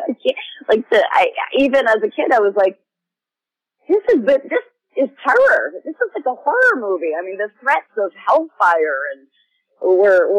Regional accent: New Hampshire, United States; I grew up in New Hampshire

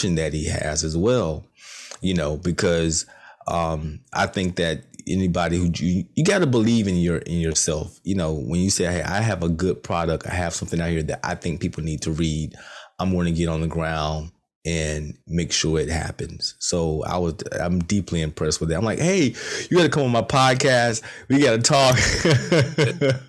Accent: Rocky Mount, North Carolina, United States; I'm from Rocky Mount, not too far from Goldsboro.

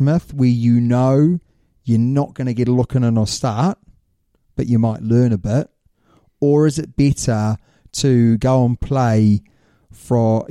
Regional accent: New Zealand; I'm a Kiwi

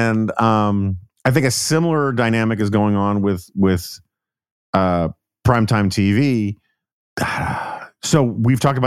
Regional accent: New York, United States; I'm from New York

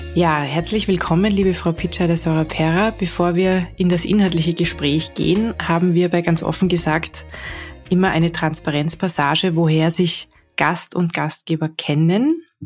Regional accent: Salzburg, Austria; Ich bin auch äh, aus Salzburg eigentlich

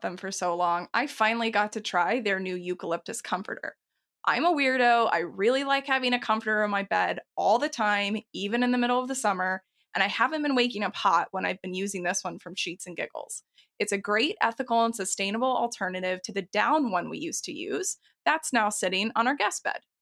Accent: Texas, United States; I grew up in Texas

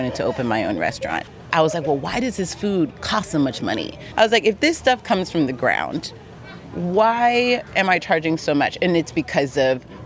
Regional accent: Los Angeles, California, United States; I grew up in Los Angeles

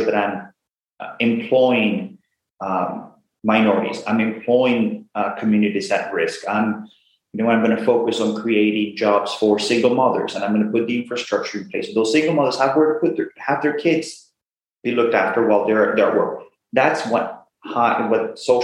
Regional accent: Venezuela; now in United States; I'm originally from Venezuela, been in the US for 22 years, went to school here in the US.

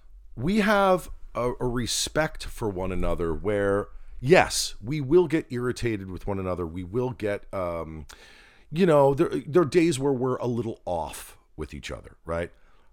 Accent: New Jersey, United States; I grew up in Jersey.

